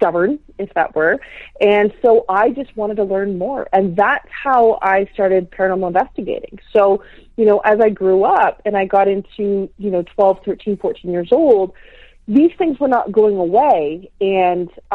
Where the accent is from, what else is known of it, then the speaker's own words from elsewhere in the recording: north of Toronto, Ontario, Canada; I was born in Toronto, Ontario, Canada. And my parents, at about 6 years old, my parents decided to migrate north